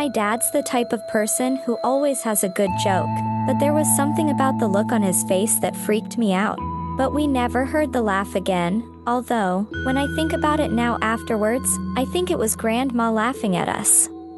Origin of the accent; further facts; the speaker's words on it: Sweden; English is a second language; I'm from Sweden, and my dad grew up in a village up north.